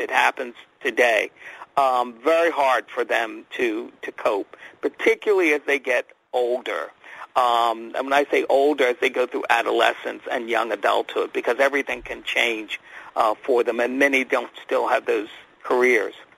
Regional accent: outside of Philadelphia, Pennsylvania, United States; I grew up in Pennsylvania, outside of Philadelphia

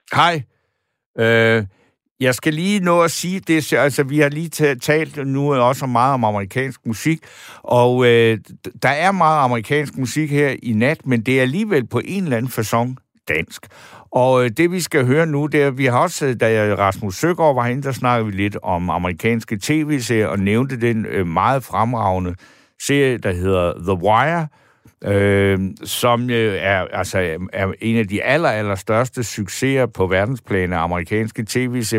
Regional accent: Denmark; jeg som dansker

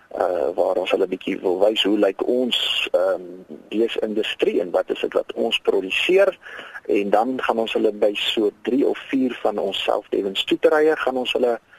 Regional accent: South Africa; ons as Suid-Afrikaners

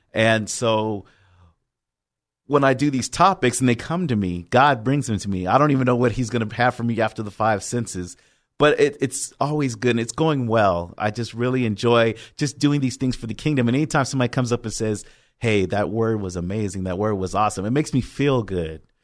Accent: Oceanside, California, United States; also born or lived in Long Beach; originally born and raised in Oceanside, went to Cal State Long Beach for college, and came back here in about twenty fifteen

